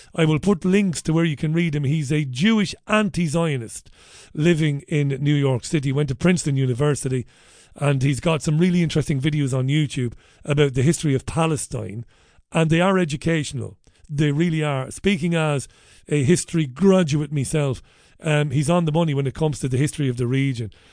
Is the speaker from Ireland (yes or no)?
yes; Waterford, Munster, Ireland; I grew up in Waterford City